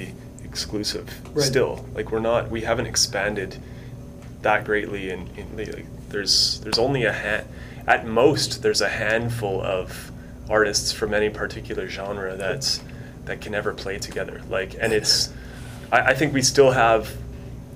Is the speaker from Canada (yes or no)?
yes; Winnipeg, Manitoba, Canada; I grew up in Wolseley, and Wolseley's different now than it was back in the day